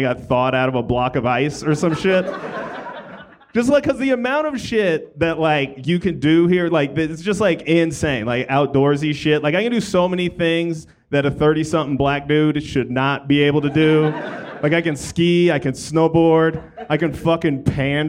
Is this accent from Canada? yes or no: no; Colorado, United States; moved away as an adult; now in Los Angeles, United States; my home state of Colorado